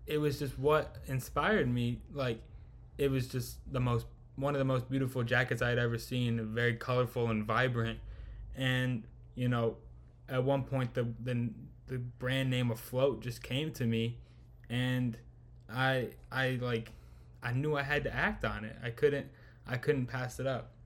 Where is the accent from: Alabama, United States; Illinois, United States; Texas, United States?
Illinois, United States; Chicago; born and raised in chicago